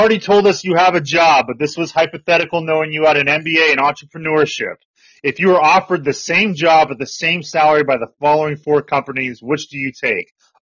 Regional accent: Southern California, United States; I grew up in SoCal.

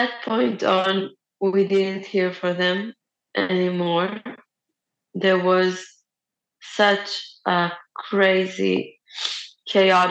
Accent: Be'eri, Southern District, Israel; moved away as an adult; now in Beersheba, Israel; I was born and I grew up in Kibbutz Be'eri. I currently live in Be'er Sheva

